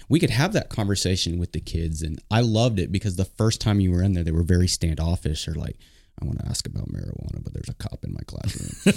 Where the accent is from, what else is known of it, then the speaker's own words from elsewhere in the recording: Oklahoma, United States; our families are all back in Oklahoma